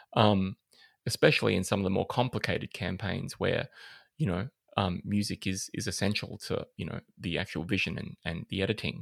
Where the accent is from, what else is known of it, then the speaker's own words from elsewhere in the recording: Adelaide, South Australia, Australia; moved away; I'm originally from Adelaide